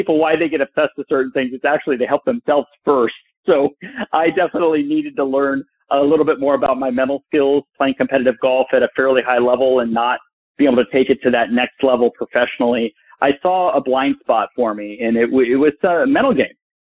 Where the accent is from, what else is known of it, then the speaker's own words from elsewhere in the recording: Burbank, California, United States; I grew up in Burbank, California, and played all these other sports